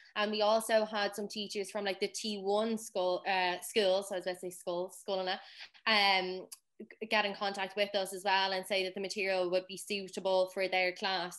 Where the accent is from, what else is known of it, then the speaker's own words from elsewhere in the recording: Dublin, Leinster, Ireland; I'm not from a Gaeltacht um, region. That's fairly obvious by my voice. Um, I'm from Dublin.